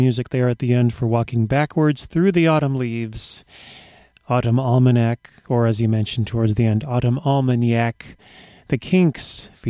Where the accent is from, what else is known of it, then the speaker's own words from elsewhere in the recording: United States; because I'm an American and I'm stuck with it.